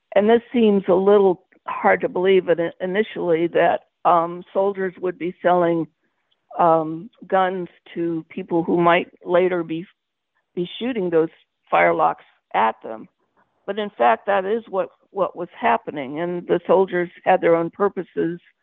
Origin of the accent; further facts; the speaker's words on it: Terre Haute, Indiana, United States; also born or lived in Michigan; I was born in Michigan, but I was raised in Indiana, and that's where I call home, Terre Haute, Indiana.